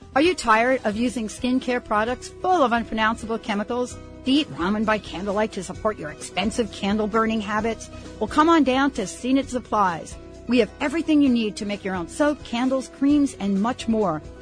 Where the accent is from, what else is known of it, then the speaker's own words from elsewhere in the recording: New York, United States; now in Bothell, Washington, United States; I'm one of these kids that grew up understanding and, and having fireworks in my life, especially growing up in New York